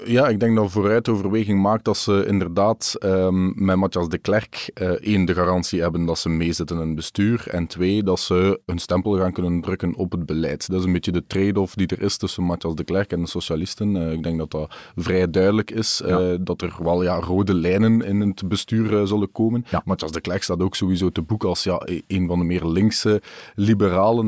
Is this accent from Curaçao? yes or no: no; Wachtebeke, Flanders, Belgium; in het dorp waar ik ben opgegroeid